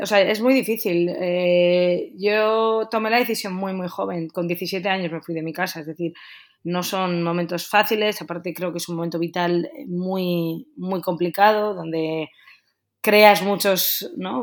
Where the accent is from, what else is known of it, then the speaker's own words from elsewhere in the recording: Getxo, Basque Country, Spain; moved away as an adult; also born or lived in Bilbao / Madrid / Barcelona / Germany; nosotros somos de los alrededores, somos de Guecho. Eh, hemos vivido toda la vida aquí